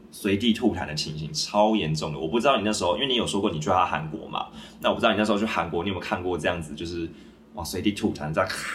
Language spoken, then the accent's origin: Chinese; Taiwan; 可能台湾台湾我们台湾人去那边可能会觉得说